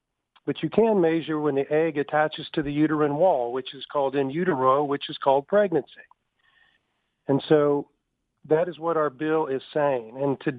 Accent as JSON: {"language": "English", "town": "Tuscaloosa", "region": "Alabama", "country": "United States", "tie": "born or raised there", "said": "my hometown"}